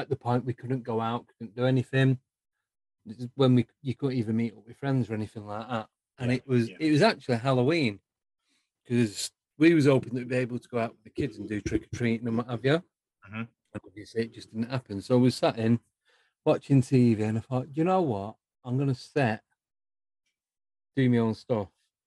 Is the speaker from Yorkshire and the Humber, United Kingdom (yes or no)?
no; Manchester, North West England, United Kingdom; accent: Northern Mancunian; moved away as an adult; also born or lived in Buckinghamshire; now in Northampton, United Kingdom; Originally, I'm from Manchester, born and bred. And then I moved south 14 years ago.